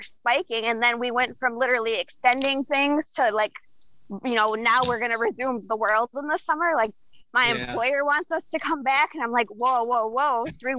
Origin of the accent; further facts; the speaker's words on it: Michigan, United States; we're from Michigan